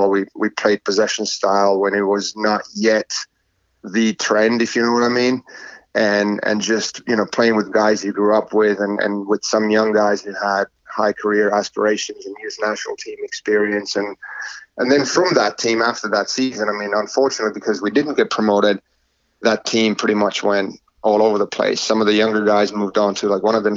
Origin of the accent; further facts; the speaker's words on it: Oulu, North Ostrobothnia, Finland; moved away as an adult; also born or lived in Wilmington, North Carolina; now in United States; my hometown, Oulu